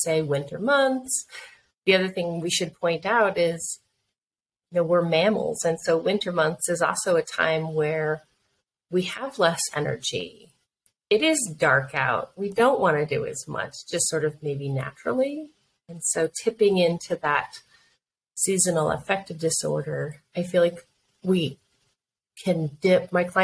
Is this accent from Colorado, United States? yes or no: yes; Colorado, United States; we're from Colorado